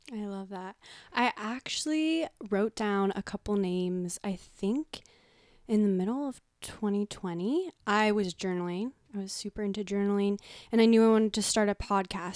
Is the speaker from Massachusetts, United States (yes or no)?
no; Marin County, California, United States; growing up in Marin County